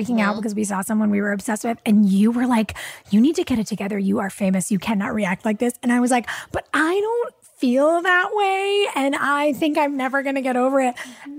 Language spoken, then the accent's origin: English; New Hampshire, United States; like, you're, I'm from New Hampshire.